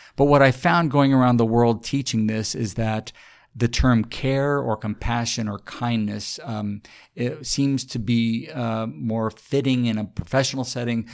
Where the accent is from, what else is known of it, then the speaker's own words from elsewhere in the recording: San Antonio, Texas, United States; I grew up in San Antonio